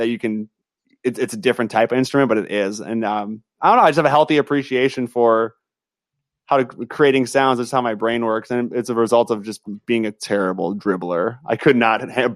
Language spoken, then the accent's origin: English; New Brighton, Minnesota, United States; also born or lived in Fridley, Minnesota; I grew up in New Brighton, which is like 5 seconds that way, and now I live in Fridley. I'm a north suburbs kid.